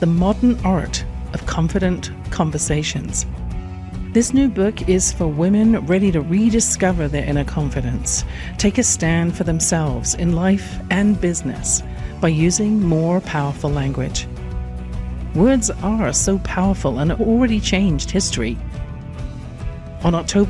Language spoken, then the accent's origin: English; England, United Kingdom; I grew up in England